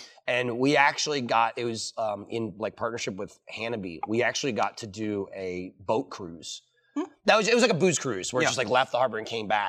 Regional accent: United States; I'm American.

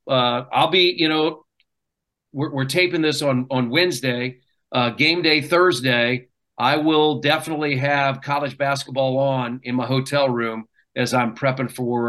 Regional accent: Dayton, Ohio, United States; moved away; I grew up in the Dayton, Ohio area.

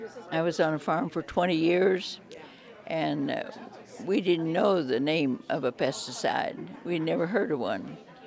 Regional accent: Lewistown, Missouri, United States; moved away as an adult; also born or lived in Lexington, Missouri; now in Tucson, United States; I live here in Tucson. I grew up in Missouri. I was born in Lewistown, Missouri, and my husband and I were teachers in Lexington, Missouri.

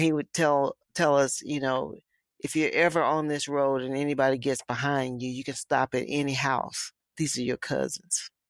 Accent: Lowndes County, Alabama, United States; I was from Lowndes County

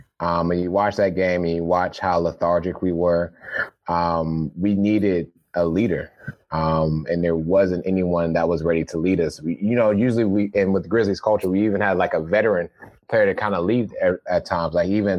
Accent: Ohio, United States; I know I'm from Ohio.

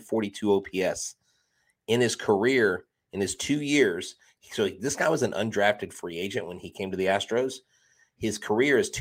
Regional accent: Texas, United States; accent: southern drawl; I'm from Texas. So I get the little, you know, southern drawling.

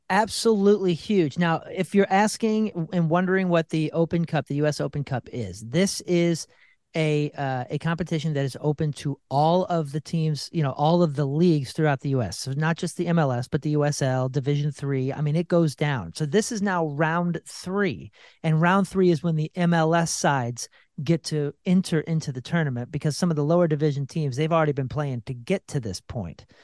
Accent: Missouri, United States; I'm from Missouri

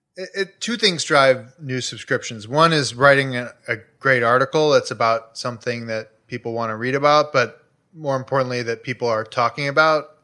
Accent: Chicago, Illinois, United States; now in Los Angeles, United States; I grew up in Chicago, like, two blocks from a twenty-four hour C

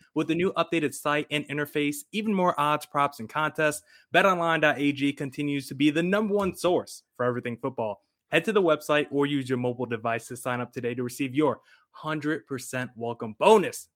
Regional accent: New Jersey, United States; moved away; Growing up in New Jersey

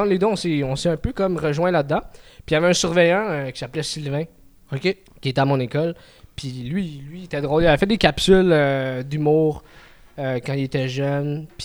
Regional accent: Montreal, Quebec, Canada; first language French; je suis un gars de Montréal. Ok. moi, c'est. Ouais, c'est Montréal, les alentours.

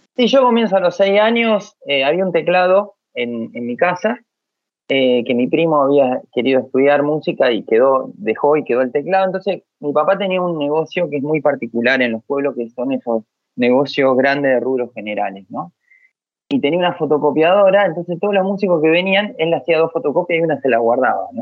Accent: a town near Rosario, Santa Fe, Argentina; also born or lived in Buenos Aires; yo crecí, me hice eh, músico acá en el pueblo

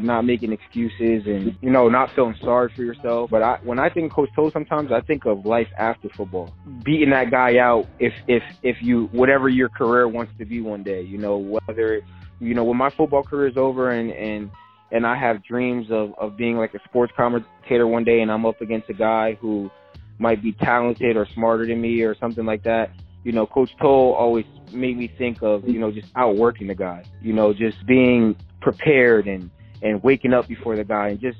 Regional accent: Edison, New Jersey, United States; I was a kid from Edison.

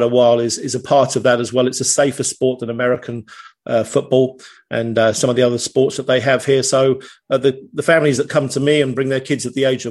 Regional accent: United Kingdom; moved away as an adult; now in East Tennessee, United States; I am a Brit abroad

